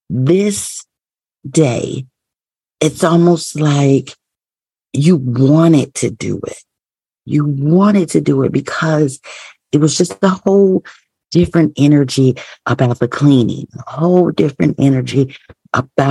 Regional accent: Midwest, United States; I'm a Midwest girl, born and raised in the Midwest

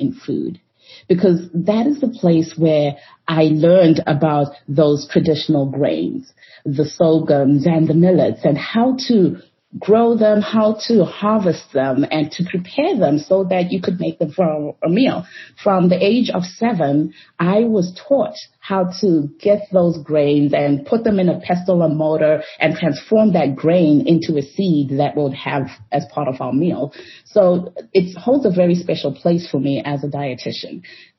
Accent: Harare, Zimbabwe; moved away as an adult; also born or lived in Chihota, Zimbabwe; now in United States; I am from Harare, Zimbabwe. My family is in Harare.

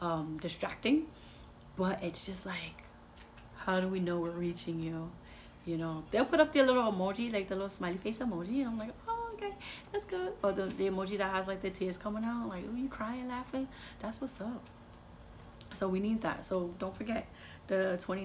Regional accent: New York, United States; moved away; New York on the list because that's my hometown.

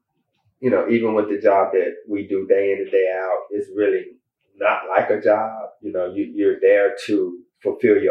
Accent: Meridian, Mississippi, United States; now in Atlanta, United States; I'm just a little country boy from Meridian, Mississippi.

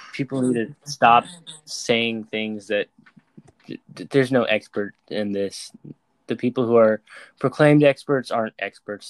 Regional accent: United States

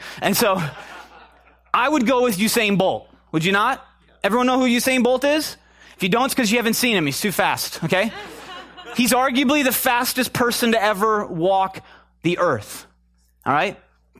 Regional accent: Chicago, Illinois, United States; We're in California, right? Who said Jordan? I'm from Chicago, right?

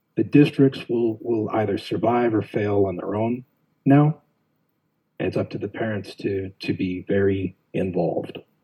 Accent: Phoenix, Arizona, United States; also born or lived in Buckeye, Arizona; I was born and raised West Phoenix, uh, Maryvale area

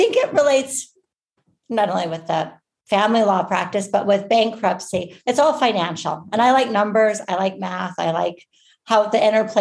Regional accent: Arizona, United States; moved away as an adult; also born or lived in Michigan / Maryland; I'm originally from Arizona, but when I went to law school, I moved to Michigan for law school

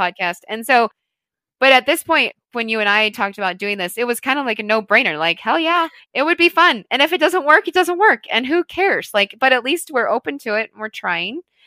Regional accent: St. Louis, Missouri, United States; moved away as an adult; also born or lived in Colorado; now in Wyoming, United States; I'm originally from Saint Louis, Missouri

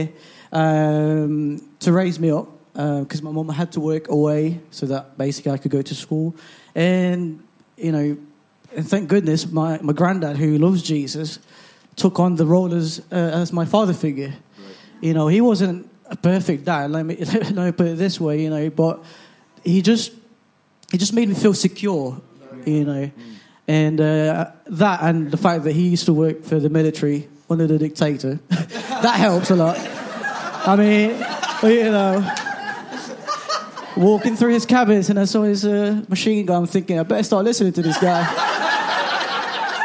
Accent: Philippines; now in England; I grew up in the Philippines

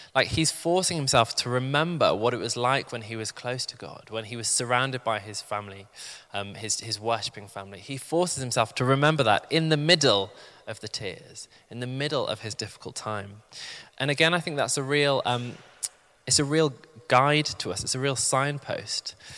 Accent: the Midlands, England, United Kingdom; moved away as an adult; now in London, United Kingdom; I'd actually found moving to London quite tricky. I'm from the Midlands

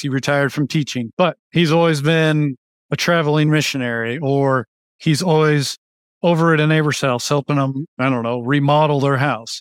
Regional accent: Wichita, Kansas, United States; located in Wichita, Kansas, which is my hometown

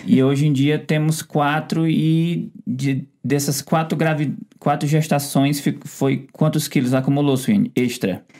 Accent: Ceará, Brazil; a gente é do Ceará

